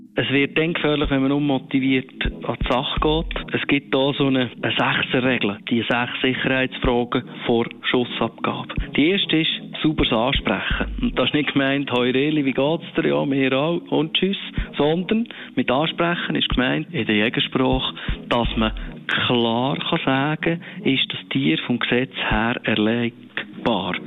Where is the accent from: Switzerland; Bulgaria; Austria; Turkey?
Switzerland; Aargau; bei uns im Aargau